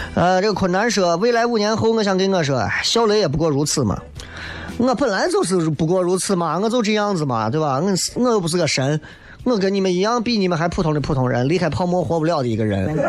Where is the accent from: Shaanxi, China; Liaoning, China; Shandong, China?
Shaanxi, China; 我生在陕西